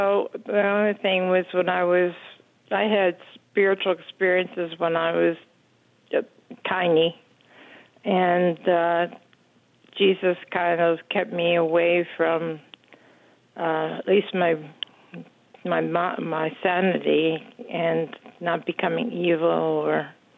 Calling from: St. George, Utah, United States; St. George, Utah, yeah.

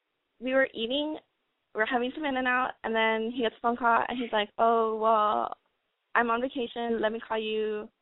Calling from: Los Angeles, California, United States; I'm calling from Los Angeles.

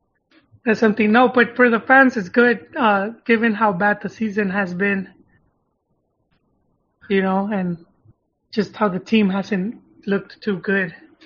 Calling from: Irvine, California, United States

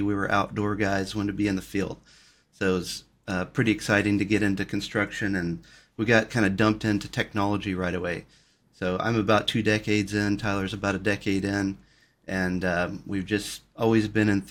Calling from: California, United States; Well, I'm down in Orange County, Southern California.

